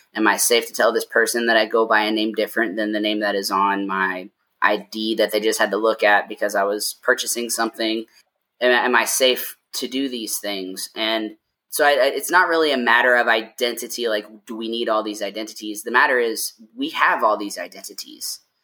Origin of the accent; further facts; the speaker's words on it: Lexington, Kentucky, United States; moved away as an adult; now in Denver, United States; I was born and raised in Lexington, Kentucky, and I moved to Denver in 2017